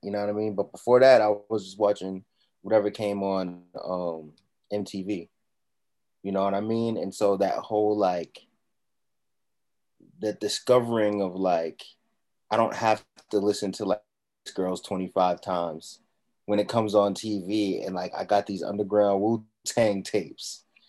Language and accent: English; Plymouth, Massachusetts, United States; moved away; also born or lived in Lowell, Massachusetts / Boston, Massachusetts / Orlando, Florida; I'm born in Lowell, Massachusetts. They call it Mill City. And I went to school in Plymouth, Massachusetts. And then at a certain point in high school, I moved to Boston. And I was living in Boston, going to school in this place called Carver.